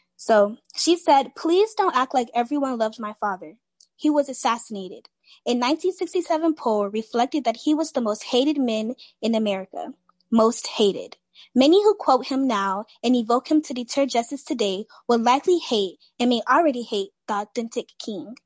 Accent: Miami, Florida, United States; I'm a senior in high school and I'm from Miami, Florida.

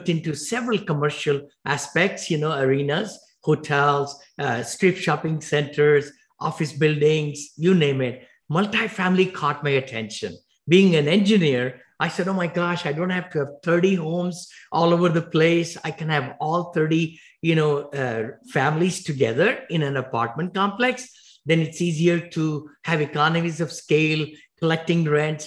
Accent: India; moved away as an adult; now in Danville, United States; I came from India with $7 in my pocket

